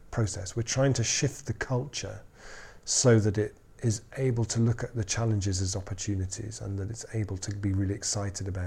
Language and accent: English; Totnes, South West England, United Kingdom; where are you from? I'm from Totnes.